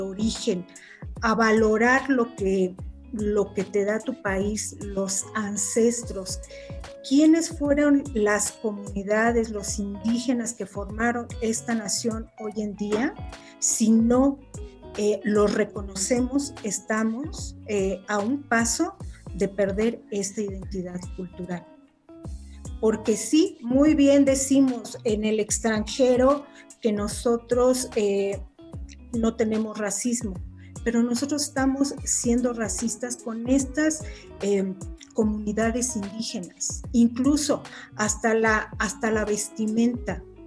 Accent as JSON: {"language": "Spanish", "country": "Mexico", "said": "nuestra cultura, nuestro país"}